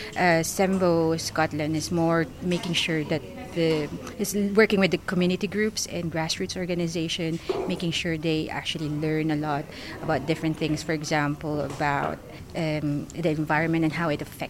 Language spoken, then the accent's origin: English; Philippines; now in United Kingdom; I'm originally from the Philippines. So I've been here in the UK since 2001